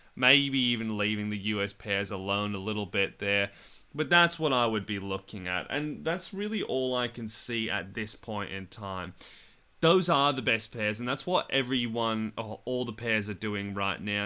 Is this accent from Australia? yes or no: yes; Australia; I'm in England right now and I'm from Australia